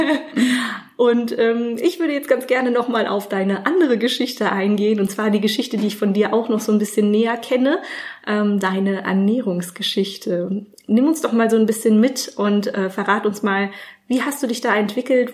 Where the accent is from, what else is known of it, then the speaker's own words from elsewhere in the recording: Germany; Gerade als Deutscher